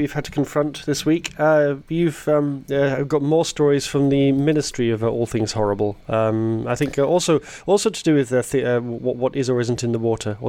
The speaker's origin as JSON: {"language": "English", "country": "United Kingdom", "moved": "yes", "lives_now": "Netherlands", "said": "as a British person"}